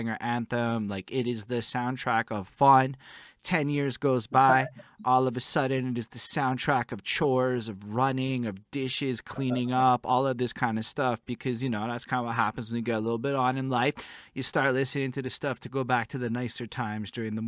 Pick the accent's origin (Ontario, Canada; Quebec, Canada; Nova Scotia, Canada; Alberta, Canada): Quebec, Canada; Montreal; I'm from Montreal, it's definitely not Quebec City